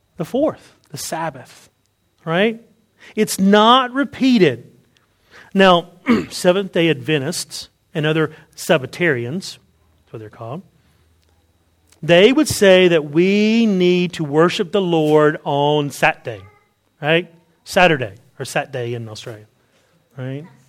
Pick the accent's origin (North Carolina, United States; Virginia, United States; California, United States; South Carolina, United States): North Carolina, United States; Wilson County; I grew up in Wilson County. Right? Where I'm from, it's called Wilson. You have to say there's a T in it, but there's not really a T. It's Wilson right? Wilson County in North Carolina.